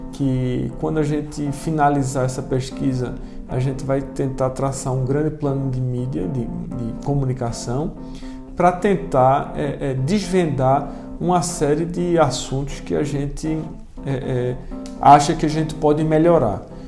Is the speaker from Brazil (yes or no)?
yes; Pernambuco, Brazil; moved away as an adult; now in Brasília, Brazil; eu, eu sou pernambucano, estou aqui desde 2015